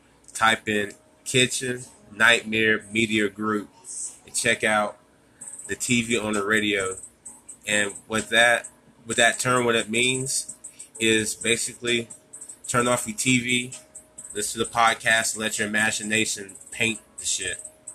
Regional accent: United States; born there; I was born in America. I wasn't born in Africa. I didn't migrate to America, you know what I'm saying? Country boy bred

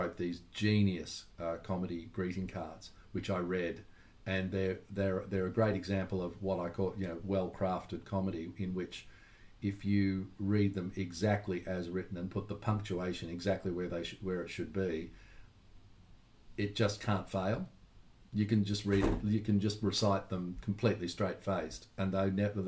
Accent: Melbourne, Victoria, Australia; Growing up in Melbourne was really, I was really blessed growing up in Melbourne

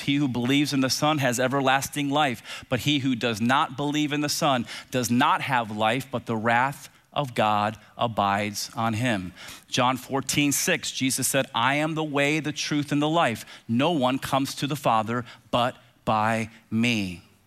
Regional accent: Tampa, Florida, United States; as a kid growing up in Tampa with two big brothers

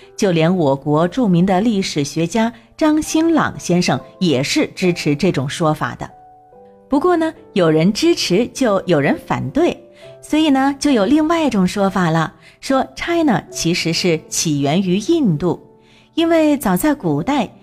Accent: China; 我们作为中国人自然是自豪无比的

